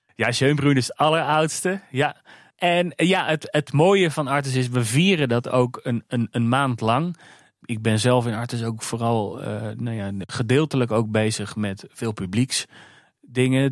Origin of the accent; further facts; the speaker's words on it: Alphen aan den Rijn, South Holland, Netherlands; now in Weesp, Netherlands; Ik kom oorspronkelijk uit Alfa aan de Rijn, waar uh, Vogelpark Avifauna ligt.